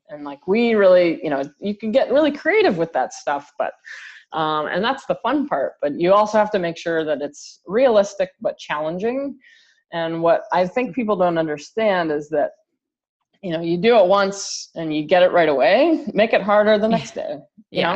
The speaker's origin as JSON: {"language": "English", "country": "Canada", "moved": "yes", "lives_now": "Michigan, United States", "said": "I'm Canadian"}